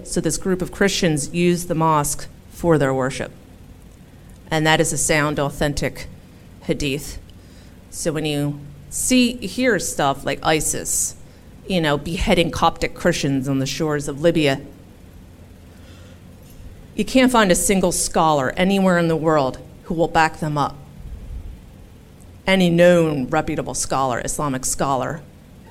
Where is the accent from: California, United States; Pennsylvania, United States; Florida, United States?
Pennsylvania, United States; Philadelphia; where are you from? And I said, Philadelphia. And they said, where are your parents from? Philadelphia.